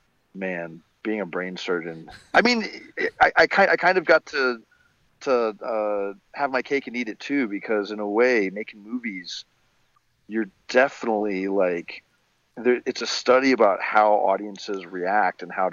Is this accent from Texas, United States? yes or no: yes; Rockwall, Texas, United States; also born or lived in Montreal, Canada; when I was 8, we moved to like the smallest county in Texas. It's called Rockwall